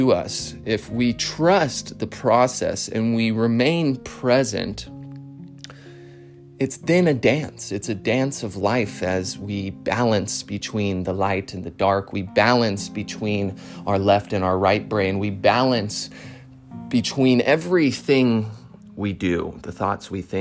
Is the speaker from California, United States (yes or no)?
yes; Modesto, California, United States; I grew up in Northern California, Modesto, California